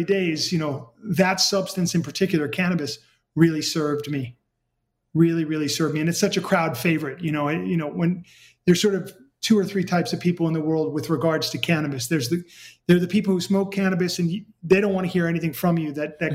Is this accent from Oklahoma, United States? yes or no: no; New York City, New York, United States; I grew up in New York City